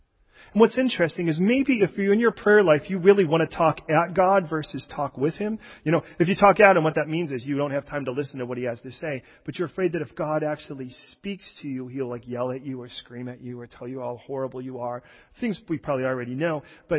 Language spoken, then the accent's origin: English; Chicago, Illinois, United States; I wasn't born and raised in California, so when we went to plant a church there, I came from Chicago, where everyone was like, hey, stupid, right? That's how they talk.